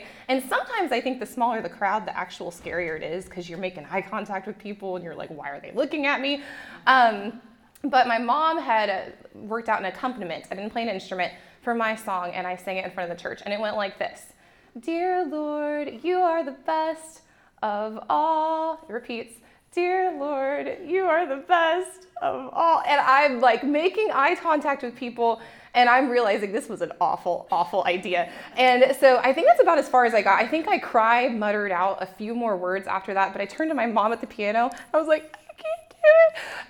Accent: Japan; I grew up in Japan, so it's like the dollar store, but it's way better.

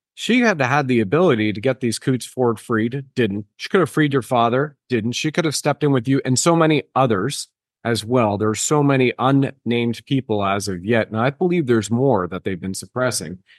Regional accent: Canada; I can definitely speak as a Canadian

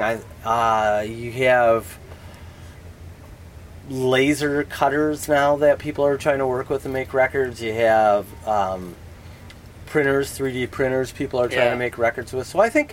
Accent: Michigan, Ohio, Midwest, United States; also born or lived in Toledo, Ohio; I grew up in Michigan, in Ohio

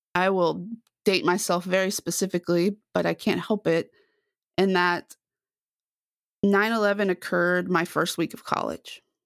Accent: Dallas, Texas, United States; now in Waco, United States; I'm from the Dallas area originally, grew up in a suburb just north of Dallas

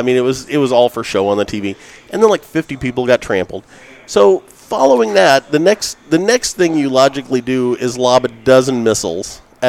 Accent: United States; I'm an American through and through.

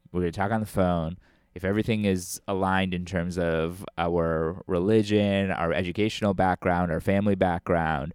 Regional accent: United States; growing up in America

